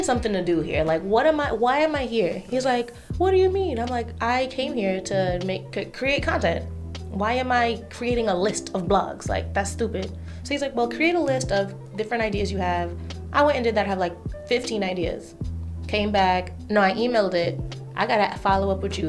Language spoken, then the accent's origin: English; New York City, New York, United States; I'm from Brooklyn